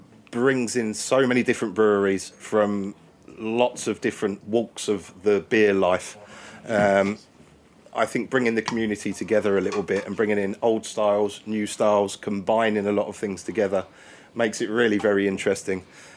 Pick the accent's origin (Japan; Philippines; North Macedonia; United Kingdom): United Kingdom; Kent, South East England; moved away as an adult; also born or lived in New Zealand / Australia / Spain; now in Navarre, Spain; being an English person myself, I'm from Kent originally